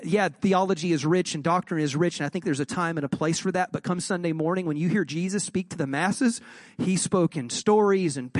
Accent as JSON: {"language": "English", "region": "Southeast", "country": "United States", "tie": "born or raised there", "said": "I am from the Southeast, and so there were not a lot of Catholics where I grew"}